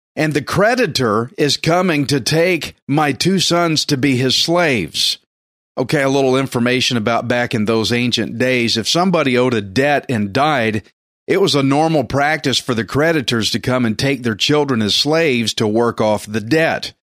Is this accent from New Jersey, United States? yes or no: no; Texas, United States; I'm Texan redneck